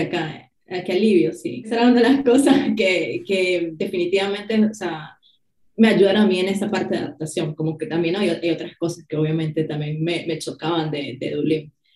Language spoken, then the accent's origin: Spanish; Venezuela; now in Ireland; yo soy de Venezuela y ahora vivo en Irlanda